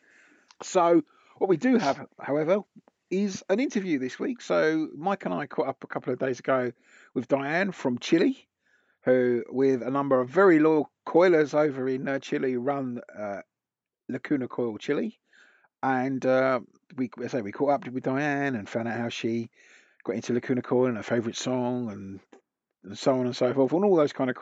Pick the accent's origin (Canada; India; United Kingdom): United Kingdom; England; also born or lived in London; us being English